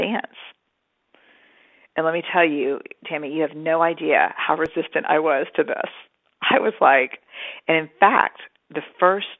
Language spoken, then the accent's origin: English; Texas, United States; I'm Texan. I was raised in a very kind of, you know, tough, suck it up, soldier on.